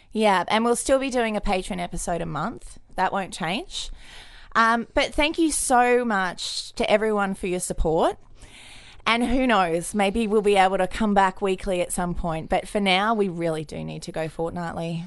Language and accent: English; Queensland, Australia; I was raised in Queensland a bit